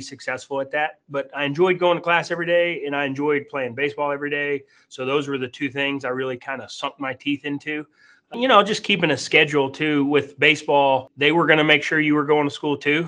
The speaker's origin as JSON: {"language": "English", "town": "Tulsa", "region": "Oklahoma", "country": "United States", "tie": "born or raised there", "also_born_or_lived": "Arkansas", "moved": "as an adult", "said": "I was born and raised in Tulsa, Oklahoma"}